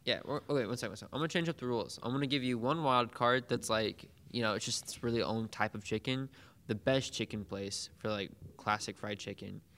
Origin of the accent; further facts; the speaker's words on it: Pine Bluff, Arkansas, United States; now in Jonesboro, United States; my hometown in Pine Bluff